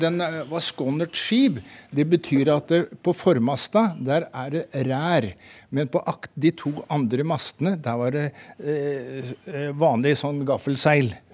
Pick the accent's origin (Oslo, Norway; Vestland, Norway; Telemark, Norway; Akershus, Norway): Telemark, Norway; Porsgrunn; Jeg kom fra Porsgrunn.